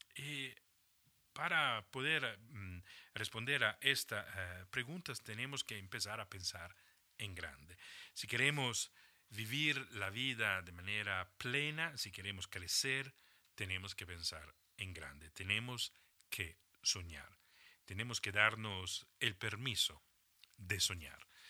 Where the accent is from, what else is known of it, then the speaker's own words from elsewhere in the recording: Italy; moved away as an adult; also born or lived in Germany / Switzerland; me había salido ya de Italia, de mi país de origen, un par de veces